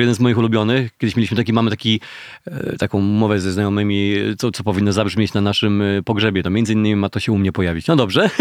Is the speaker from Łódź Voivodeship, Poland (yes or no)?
no; Gorzów Wielkopolski, Lubusz Voivodeship, Poland; now in Warsaw, Poland; w Gorzowie Wielkopolskim, na osiedlu Staszica, skąd pochodzę w ogóle